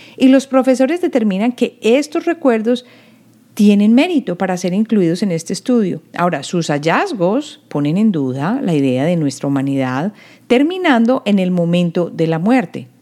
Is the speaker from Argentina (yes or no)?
no; Colombia; now in United States; En la época en que yo crecí en Colombia, había unión de estado e iglesia